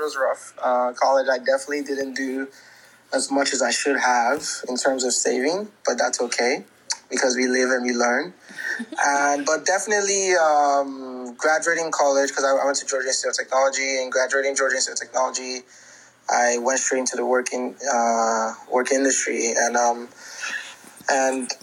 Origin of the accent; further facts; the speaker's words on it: Nigeria; moved away; a lot of us who identify as Nigerians from, you know, born and raised in Nigeria